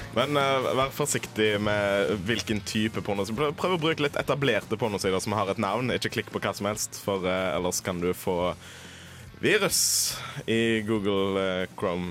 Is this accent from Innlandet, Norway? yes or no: no; Haugesund, Rogaland, Norway; jeg bruker havet på hjemme i Haugesund